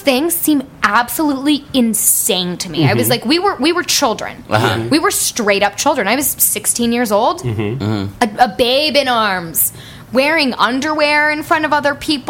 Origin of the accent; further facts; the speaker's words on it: Northern California, United States; Grew up in Northern California